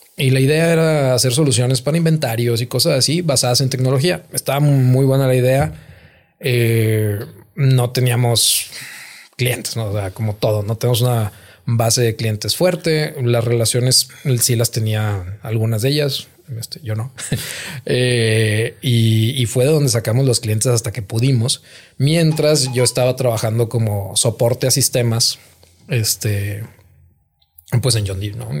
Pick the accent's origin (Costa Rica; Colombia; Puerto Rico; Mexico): Mexico; Gómez Palacio, Durango; born or raised there; moved away as an adult; also born or lived in Nuevo Laredo